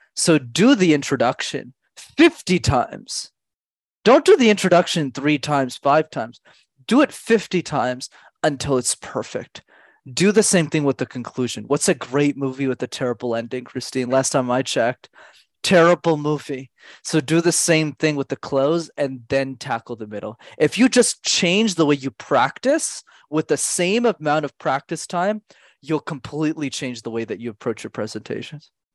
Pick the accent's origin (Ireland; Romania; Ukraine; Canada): Canada; Montreal, Quebec; I grew up in Montreal